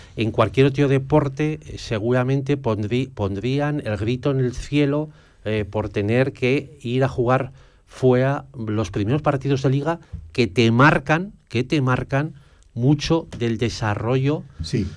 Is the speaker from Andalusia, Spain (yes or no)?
no; Zaragoza, Aragon, Spain; yo como zaragozano